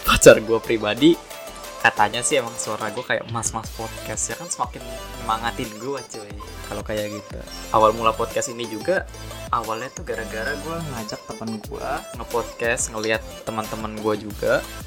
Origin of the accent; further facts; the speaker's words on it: Tangerang, Banten, Indonesia; gue anak SMA, anak Tangerang